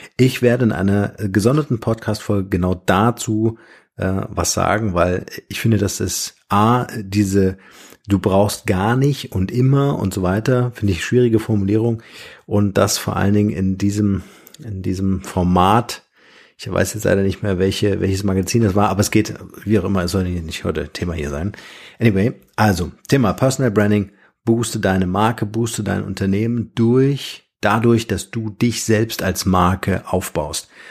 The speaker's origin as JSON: {"language": "German", "country": "Germany", "said": "bei uns in Deutschland"}